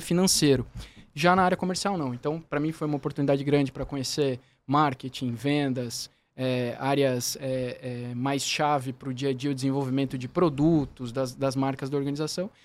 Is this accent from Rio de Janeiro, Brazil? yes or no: no; Curitiba, Paraná, Brazil; moved away as an adult; now in São Paulo, Brazil; eu sou de Curitiba, sou natural de Curitiba